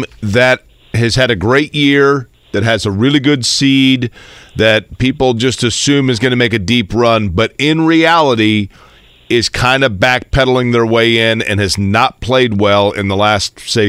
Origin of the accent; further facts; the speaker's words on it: Indiana, United States; I grew up here in Indiana. I grew up a huge IU fan.